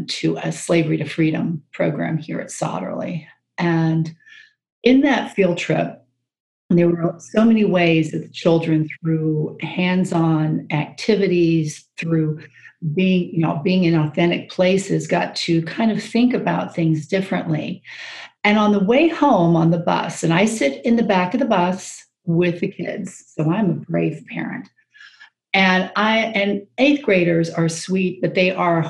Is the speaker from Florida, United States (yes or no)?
yes; Jacksonville, Florida, United States; moved away as an adult; also born or lived in Hawaii; now in Maryland, United States; I actually grew up in Jacksonville, Florida